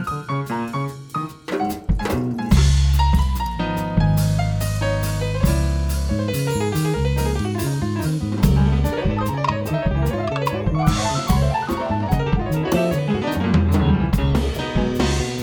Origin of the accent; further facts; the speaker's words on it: Rio de Janeiro, Brazil; moved away as an adult; now in Seattle, United States; I am from Rio de Janeiro, but I've been living in Seattle for about 26 years.